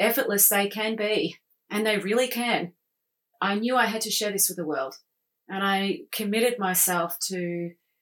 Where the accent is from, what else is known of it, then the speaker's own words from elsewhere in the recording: Australia; I'm Australian